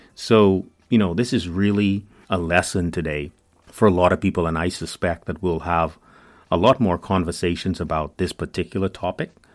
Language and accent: English; Bahamas; moved away as an adult; now in United States; I'm from the Bahamas, known officially as the Commonwealth of the Bahamas